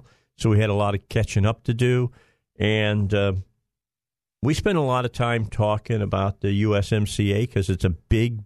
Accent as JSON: {"language": "English", "region": "Indiana", "country": "United States", "tie": "born or raised there", "said": "Indiana, which is my home state, that's where I was born"}